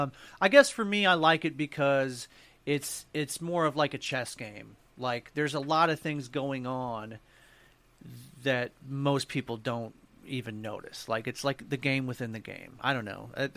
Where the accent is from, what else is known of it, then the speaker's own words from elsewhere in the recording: Missouri, United States; moved away; I'm from Missouri